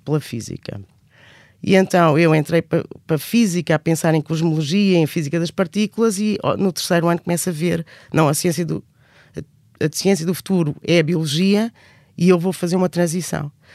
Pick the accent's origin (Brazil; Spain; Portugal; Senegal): Portugal; Alter do Chão, Alentejo; moved away as an adult; also born or lived in Edinburgh, Scotland; cresci no Alentejo, numa vila relativamente pequena, que é famosa por causa dos famosos cavalos de Alté de Chão